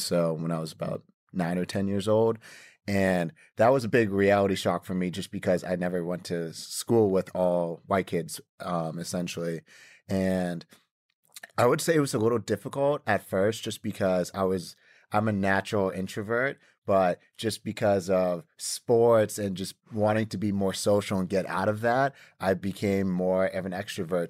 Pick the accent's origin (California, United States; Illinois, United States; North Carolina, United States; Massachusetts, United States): Massachusetts, United States; Boston; also born or lived in Canton, Massachusetts; now in Los Angeles, United States; I'm a Boston kid, born and raised